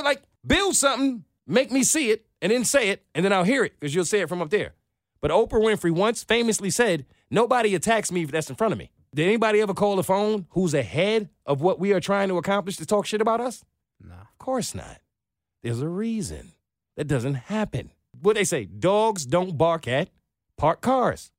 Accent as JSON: {"language": "English", "region": "New York", "country": "United States", "moved": "as an adult", "lives_now": "Atlanta, United States", "said": "I'm from New York"}